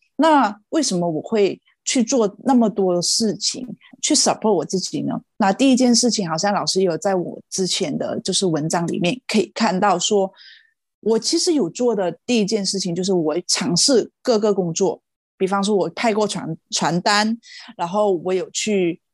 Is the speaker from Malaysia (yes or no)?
yes; Malaysia; moved away as an adult; also born or lived in Taiwan; now in Ireland; 我是来自马来西亚，然后今年三十三岁